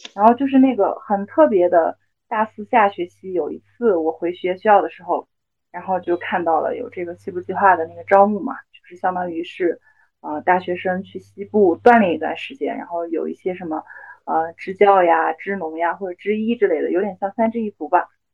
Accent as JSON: {"language": "Chinese", "region": "Yunnan", "country": "China", "tie": "born or raised there", "also_born_or_lived": "United Kingdom", "moved": "as an adult", "lives_now": "Lhasa, China", "said": "我的老家是云南嘛，也是少数民族地区。但是其实我们云南那边的话，已经不是那么特别有，就是民族特色了。就包括我自己的老家其实也是一个彝族苗族自治县嘛"}